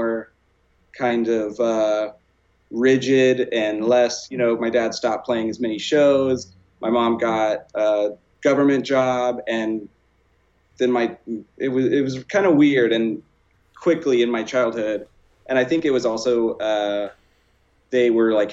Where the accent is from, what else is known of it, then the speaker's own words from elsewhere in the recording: small town outside of Houston, Texas, United States; moved away as an adult; I'm from Texas. I just moved out here. I'm from like a really small town outside of Houston